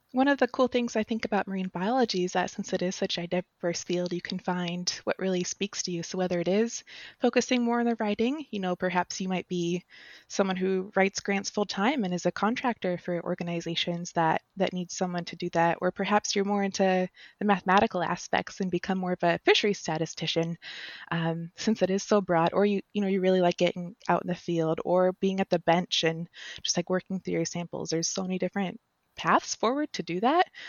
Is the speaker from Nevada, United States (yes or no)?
yes; Las Vegas, Nevada, United States; I grew up in Las Vegas, Nevada, so the pure desert.